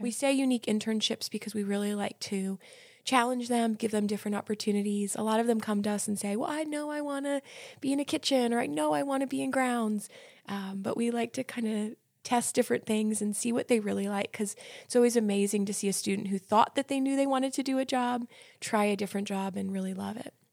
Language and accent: English; New Jersey, United States; moved away as an adult; now in Lynchburg, United States; I'm originally from New Jersey, same as Cami